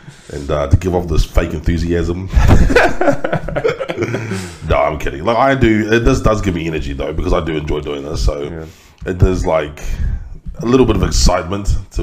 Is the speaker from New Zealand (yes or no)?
yes; Christchurch, Canterbury, New Zealand; Christchurch mosque shootings, which happened in my hometown